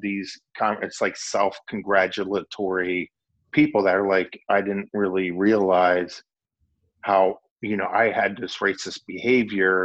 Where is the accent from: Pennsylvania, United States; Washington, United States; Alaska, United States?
Pennsylvania, United States; Lancaster County; I grew up in Lancaster County